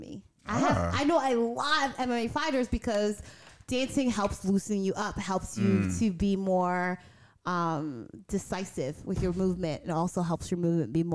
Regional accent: United States; I can't not be in America for forever. It's my home. It's where I grew up and where I was raised

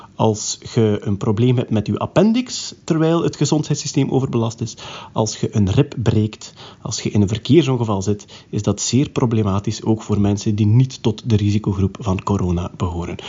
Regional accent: East Flanders, Belgium; also born or lived in Ghent; ik ben een Oost-Vlaming

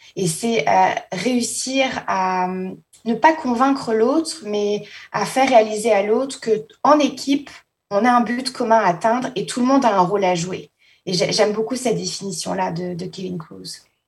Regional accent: Paris, Île-de-France, France; moved away; je suis originaire de Paris à la base, hein, donc euh, j'ai grandi à Paris en France

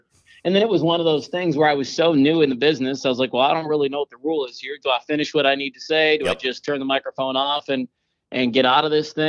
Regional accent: Coon Rapids, Minnesota, United States; moved away as an adult; now in Phoenix, United States; I was born in Coon Rapids, Minnesota back in 1973. Okay. And raised up there off of Egret Boulevard.

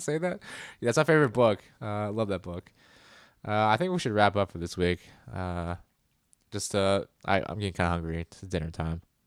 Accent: United States

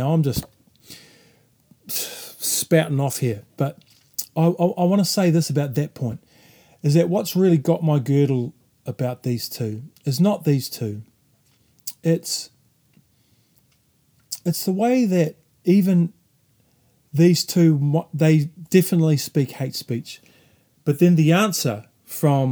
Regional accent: New Zealand

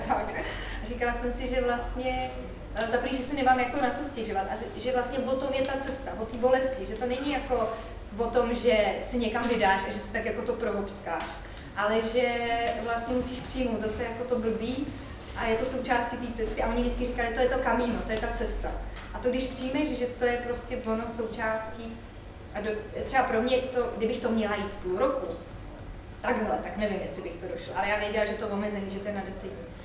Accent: Czechia; jsem hrozně jako hrdá, pišná na to, že jsem Čech

